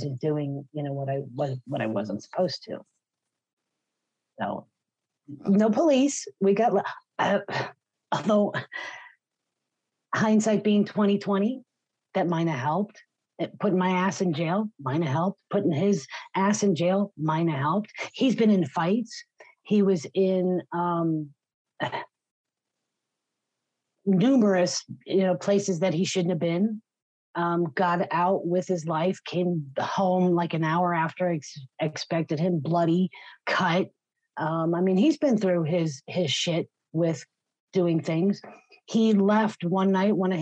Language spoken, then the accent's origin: English; Pennsylvania, United States; we grew up in Pennsylvania